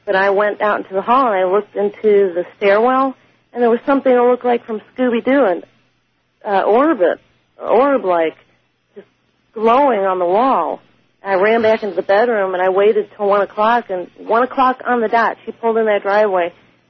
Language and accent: English; St. Louis, Missouri, United States; I'm from St. Louis, Missouri.